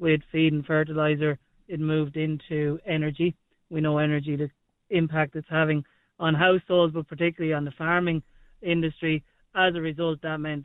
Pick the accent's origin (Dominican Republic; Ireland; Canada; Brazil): Ireland; Lusmagh, County Offaly; moved away as an adult; also born or lived in United Kingdom / United States; growing up in Lusmah, rural Ireland, very familiar with farming